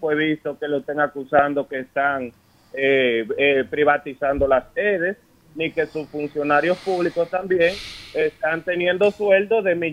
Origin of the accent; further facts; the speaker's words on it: Pedernales, Dominican Republic; yo fui nacido y criado aquí mismo en Pedernales.